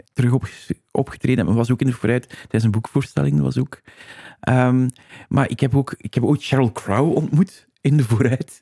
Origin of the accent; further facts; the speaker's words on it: Flanders, Belgium; we zijn waarschijnlijk typische eh, Vlaming